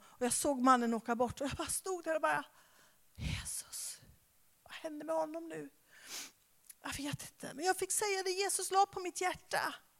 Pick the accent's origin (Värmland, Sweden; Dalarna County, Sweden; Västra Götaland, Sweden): Västra Götaland, Sweden; Skara; now in Stockholm, Sweden; jag kommer ju från Skara